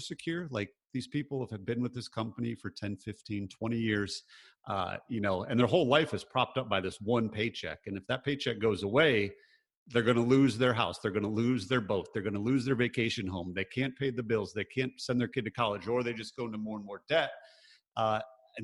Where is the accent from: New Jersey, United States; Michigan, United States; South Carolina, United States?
Michigan, United States; growing up, I grew up in Michigan. So grew up in the Midwest, pretty blue collar